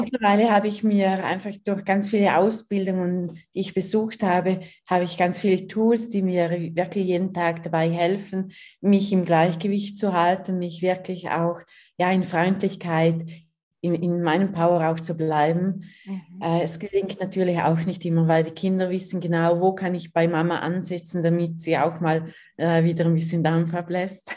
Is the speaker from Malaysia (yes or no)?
no; Liechtenstein; moved away as an adult; now in Switzerland; Ich bin in Fürstentum Liechtenstein aufgewachsen, wohne seit drei Jahren mit meinen Kindern in der Schweiz